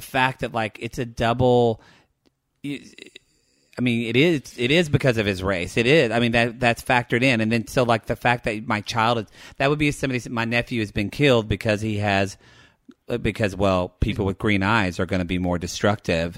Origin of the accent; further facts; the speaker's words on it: the South, United States; I grew up in the South, in small town where pretty much everybody was white